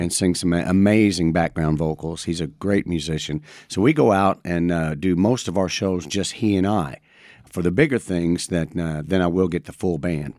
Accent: Madison, Indiana, United States; born and raised in Madison, Indiana

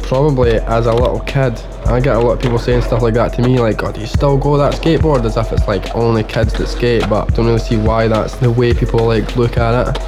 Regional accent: Livingston, Scotland, United Kingdom; I'm from Livingston and we've had a skate park there since 1979

